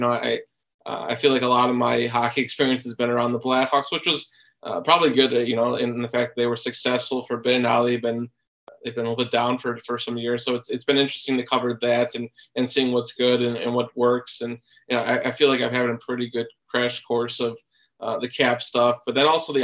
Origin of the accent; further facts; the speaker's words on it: Chicago, Illinois, United States; I grew up in Chicago